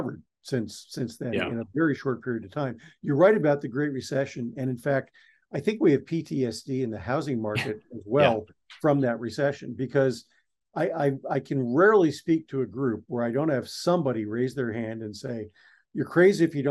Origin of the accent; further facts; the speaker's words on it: East Coast, United States; I grew up on the East Coast